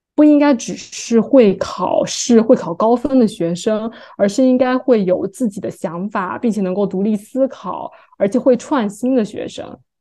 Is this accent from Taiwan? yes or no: no; Fujian, China; now in New York, United States; 我们福建